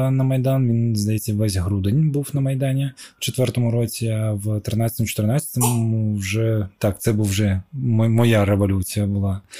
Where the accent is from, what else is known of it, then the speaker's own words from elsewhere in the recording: Crimea, Ukraine; Я такий, ну я знаю, я кримський татарин, да? нас там е, шестеро в класі.